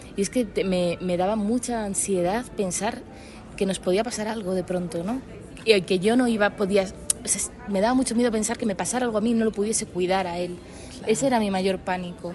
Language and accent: Spanish; Madrid, Community of Madrid, Spain; Yo soy de Madrid